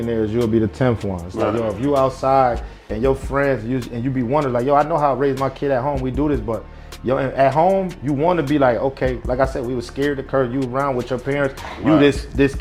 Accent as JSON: {"language": "English", "region": "the South", "country": "United States", "tie": "born or raised there", "also_born_or_lived": "Rochester, New York", "lives_now": "Atlanta, United States", "said": "I was raised out here in the South"}